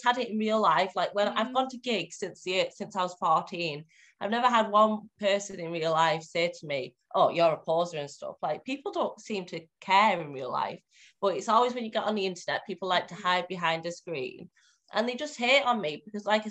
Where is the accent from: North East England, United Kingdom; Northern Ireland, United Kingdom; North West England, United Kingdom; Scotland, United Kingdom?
North West England, United Kingdom; Cumbria; accent: northern; I'm from Cumbria, so it's like very northwest